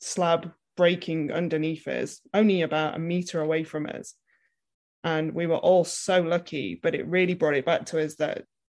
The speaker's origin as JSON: {"language": "English", "region": "Wales", "country": "United Kingdom", "moved": "as an adult", "lives_now": "Niseko, Japan", "said": "I'm originally from Wales in the UK. That's where my name comes from"}